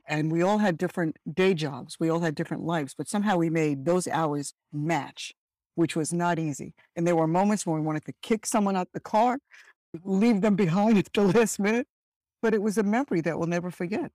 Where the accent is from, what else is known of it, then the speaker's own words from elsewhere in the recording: Birmingham, West Midlands, United Kingdom; also born or lived in Dominica; now in United States; I was born in Birmingham, England, and because my parents hail from an island in the Caribbean, it's called Dominica